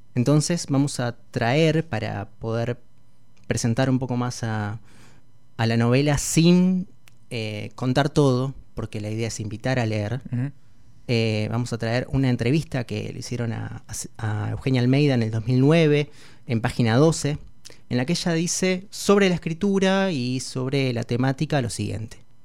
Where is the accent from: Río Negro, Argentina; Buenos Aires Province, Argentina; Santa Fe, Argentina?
Santa Fe, Argentina; Sarmiento; La escuchábamos de pequeño en casa, en Sarmiento